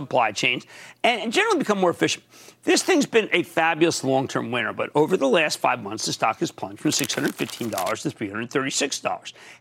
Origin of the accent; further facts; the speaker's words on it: Philadelphia, Pennsylvania, United States; I'm from Philly